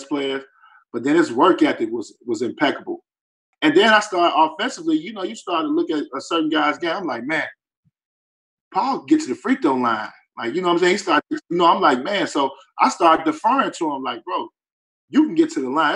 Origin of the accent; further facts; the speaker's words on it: Chicago, Illinois, United States; I'm from Chicago